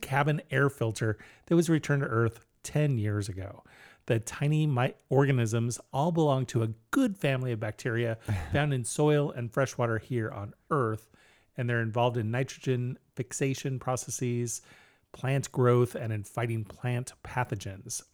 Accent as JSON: {"language": "English", "country": "United States"}